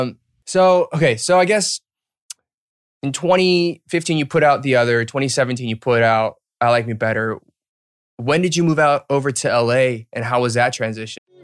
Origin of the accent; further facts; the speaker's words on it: Marietta, Georgia, United States; moved away as an adult; also born or lived in Duluth, Georgia / Alpharetta, Georgia / Boston; I was born and raised there, so, like, from zero to eighteen